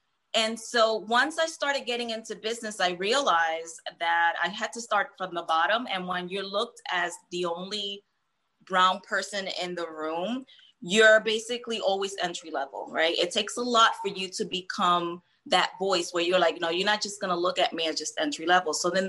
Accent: Hoboken, New Jersey, United States; also born or lived in Puerto Rico / New York / Philadelphia; I was born in PR and I was raised in Hoboken, then New York, then we moved to Philly.

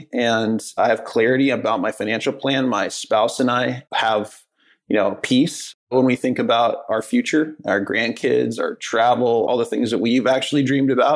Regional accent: Midwest, United States; moved away as an adult; also born or lived in Omaha, Nebraska / Dallas, Texas; growing up in the Midwest

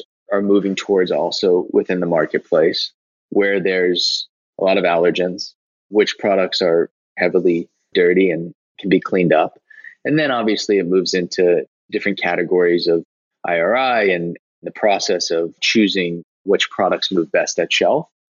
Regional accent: United States; I'm an American

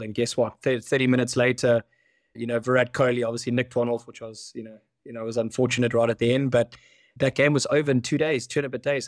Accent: South Africa; as a South African

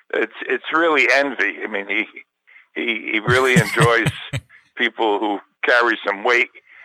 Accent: New Jersey, United States; I'm from New Jersey, so we're very well represented in Italian restaurants.

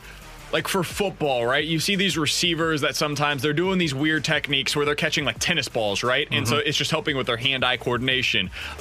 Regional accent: Kansas City, Missouri, United States; now in St. Louis, United States; My hometown of Kansas City probably ranks higher.

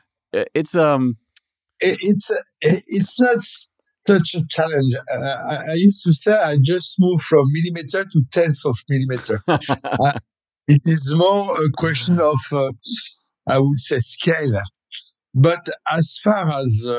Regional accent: Paris, Île-de-France, France; English is a second language; moved away as an adult; now in Besançon, France; I'm from Paris.

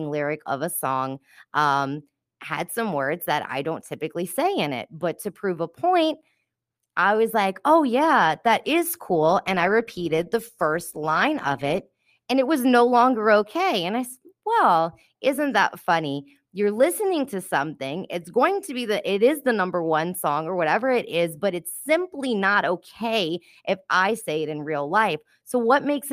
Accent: New Orleans, Louisiana, United States; Growing up in New Orleans

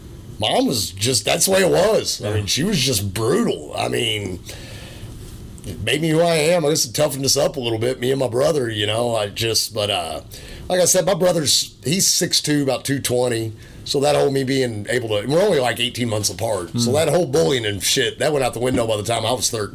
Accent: Louisville, Kentucky, United States; also born or lived in Alamogordo, New Mexico; We grew up poor. I grew up in Americana apartments. If anyone knows where that's from, Louisville

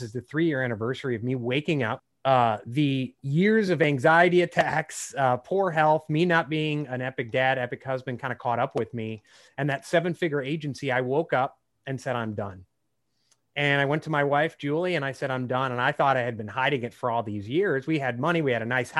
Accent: Chicago, Illinois, United States; I grew up in the Chicago area

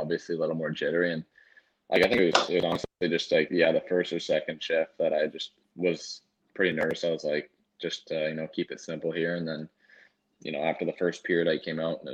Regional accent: Canada; also born or lived in North Dakota; as a Canadian kid

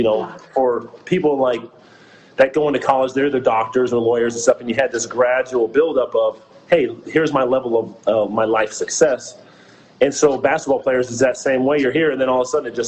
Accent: Northern California, United States; I'm from Northern California. I'm from a small town of 6,000 hippies up in Northern California.

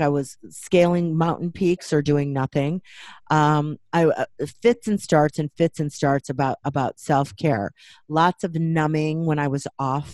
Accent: Waukegan, Illinois, United States; I grew up Catholic in Waukegan, Illinois

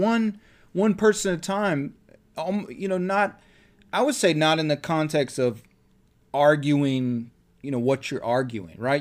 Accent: Columbia County, Florida, United States; my hometown

